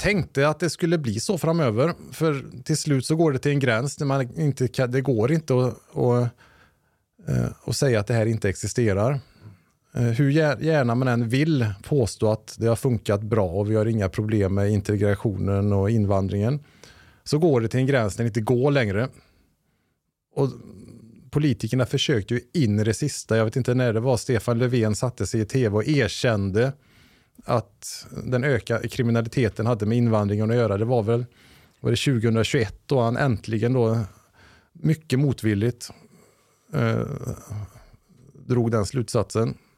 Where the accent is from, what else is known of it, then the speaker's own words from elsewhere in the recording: Lilla Edet, Västra Götaland, Sweden; jag är uppvuxen i en svensk bruksort